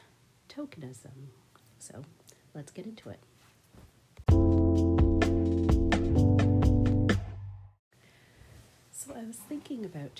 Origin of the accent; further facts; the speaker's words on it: Canada; I am a Bajan Canadian person